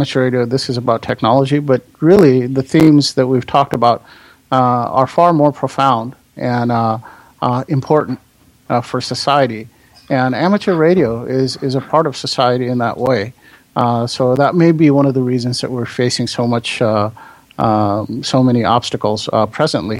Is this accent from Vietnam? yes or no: no; Nepal; now in United States; I definitely have strong feelings and passions towards the country of my birth, but really the country of my choice is America